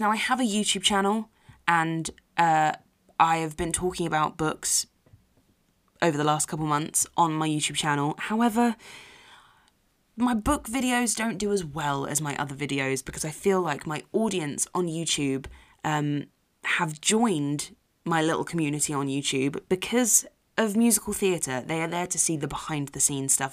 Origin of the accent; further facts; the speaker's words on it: London, United Kingdom; from South Harrow